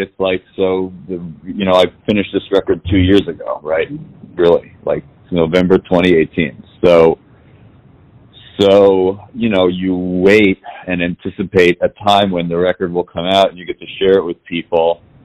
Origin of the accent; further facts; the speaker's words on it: New York City, New York, United States; I was born and raised in New York City